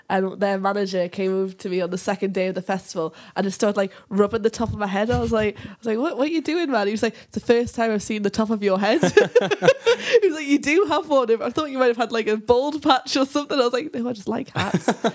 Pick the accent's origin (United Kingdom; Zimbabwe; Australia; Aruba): United Kingdom; Whitley Bay, North East England; accent: Geordie; now in Yorkshire, United Kingdom; I'm from Whitley Vee. I'm actually from the, like, the posh bit of Newcastle